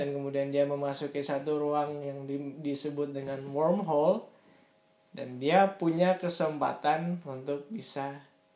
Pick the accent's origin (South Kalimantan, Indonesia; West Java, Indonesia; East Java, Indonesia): South Kalimantan, Indonesia; Banjarmasin; gue lahir di Banjarmasin